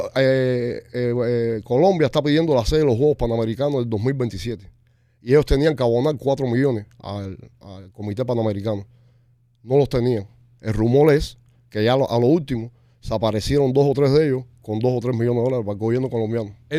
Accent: Cuba; now in Miami, United States; Nosotros, como cubanos, como nosotros no tenemos país. Y, estamos en Estados Unidos

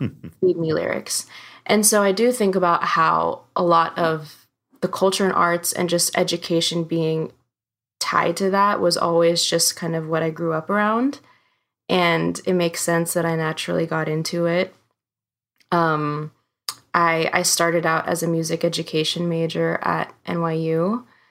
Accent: United States; growing up in the States, that culture and heritage

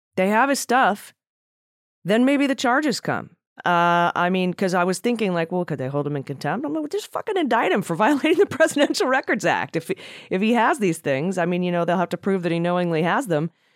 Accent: Cleveland, Ohio, United States; now in San Diego, United States; I grew up in Cleveland

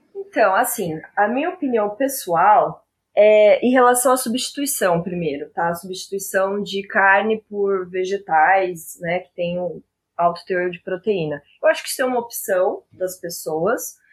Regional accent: Araçatuba, São Paulo, Brazil; now in Campo Grande, Brazil; eu sou do interior de São Paulo, né? Sou nascida em Araçatuba, apesar de hoje eu morar em Campo Grande

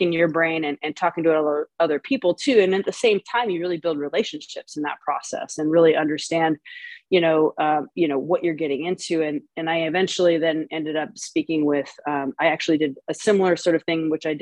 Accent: Oregon, United States; now in San Francisco, United States; I'm from Oregon. So I have a lot of those connections up in Bend, Oregon

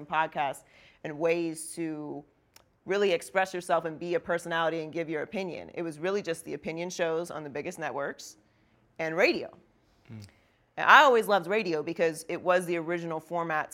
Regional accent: Pittsburgh, Pennsylvania, United States; I grew up in Pittsburgh.

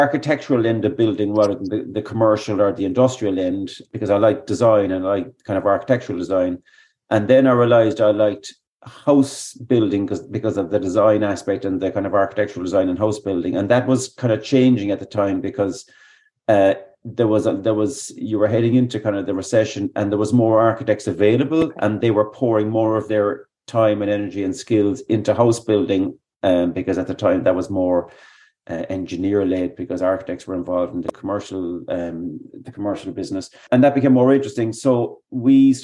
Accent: Midleton, Munster, Ireland; I grew up in Middleton

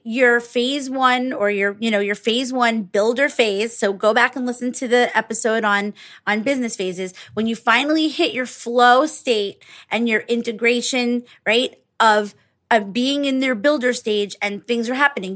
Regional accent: New York, United States; I grew up in New York

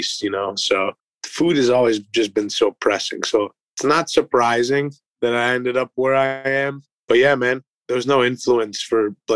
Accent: Cleveland, Ohio, United States; moved away as an adult; now in Columbus, United States; Cleveland, Ohio. I grew up in the Linares Mayfield area.

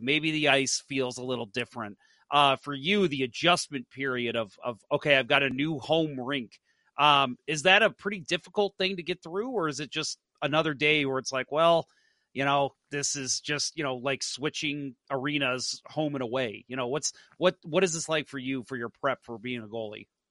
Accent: St. Louis, Missouri, United States; also born or lived in Dallas; I born and raised in St. Louis

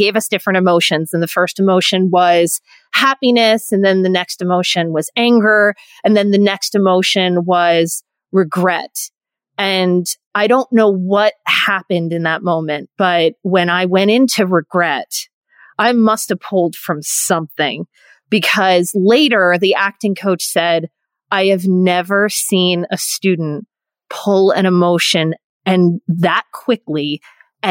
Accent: near Philadelphia, Pennsylvania, United States; I grew up near Philadelphia

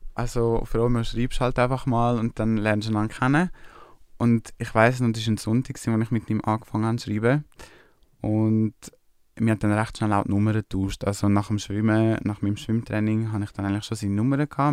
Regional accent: Switzerland; aus der Schweiz

